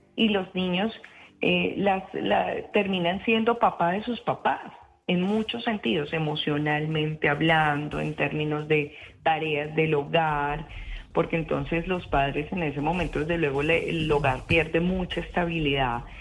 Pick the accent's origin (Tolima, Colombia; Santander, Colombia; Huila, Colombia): Tolima, Colombia; Yo misma me crié en Tolima